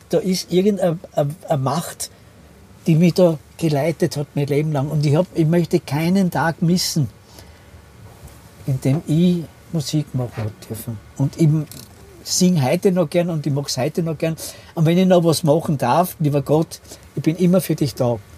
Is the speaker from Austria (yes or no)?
yes; Austria; Ich bin aus Österreich